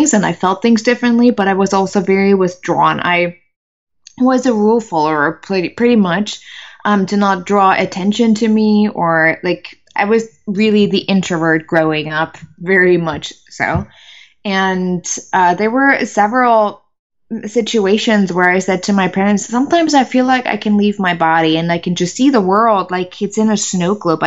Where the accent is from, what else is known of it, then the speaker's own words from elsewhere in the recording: Germany; English is a second language; moved away as an adult; also born or lived in United States; I'm originally from Germany, so English wasn't my favorite language at all.